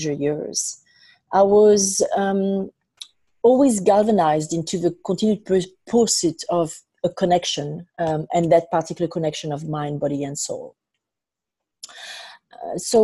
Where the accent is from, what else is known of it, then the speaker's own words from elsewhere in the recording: France; now in New York City, United States; I was born in France and raised in France, mainly, and I also have lived and traveled extensively around the world before landing in New York City